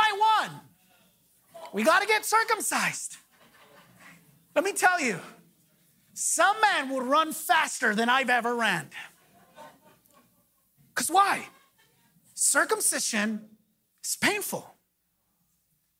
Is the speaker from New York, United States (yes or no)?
no; Los Angeles, California, United States; I grew up in Pacoima